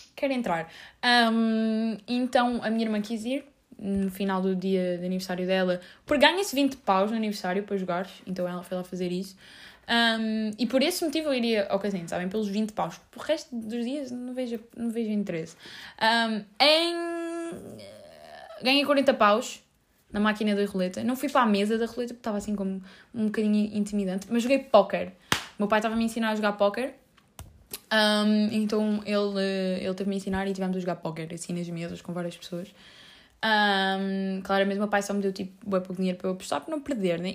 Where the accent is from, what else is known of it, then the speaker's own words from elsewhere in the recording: Lisbon, Portugal; eu cresci naquela rua, eu sinto-me tão em casa como na rua legit onde eu cresci